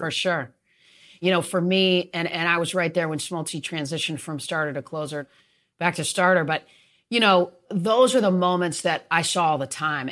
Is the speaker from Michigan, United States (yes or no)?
yes; East Lansing, Michigan, United States; moved away as an adult; also born or lived in Atlanta; I Grew up in East Lansing, awesome parents, and, uh, went two miles down the road to Michigan State.